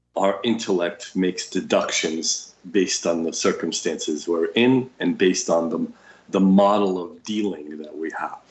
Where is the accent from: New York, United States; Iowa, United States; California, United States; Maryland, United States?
New York, United States; English is a second language; I'm a New Yorker with my New York attitude